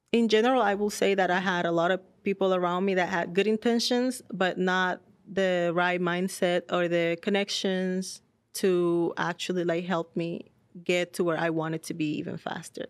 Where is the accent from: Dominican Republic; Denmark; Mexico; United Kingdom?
Dominican Republic; moved away as an adult; now in United States; I'm born and raised in Dominican Republic.